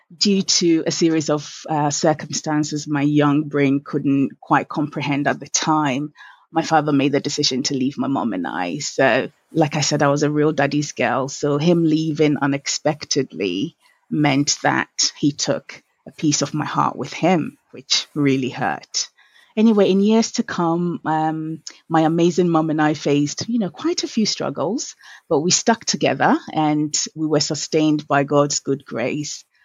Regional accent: Accra, Greater Accra, Ghana; I was born in 1982 at Legon Hospital. And um, I grew up in Accra Central

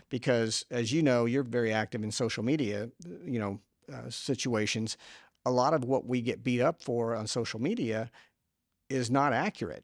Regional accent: Houston, Texas, United States; I am from Houston

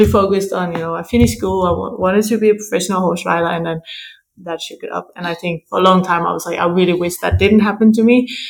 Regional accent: Denmark; I grew up in Denmark.

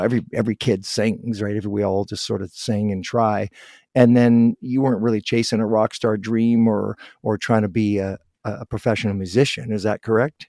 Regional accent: Guelph, Ontario, Canada; I was born in Guelph, just outside of Toronto

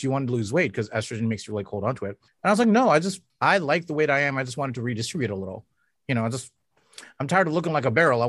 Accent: Canada; as a Canadian

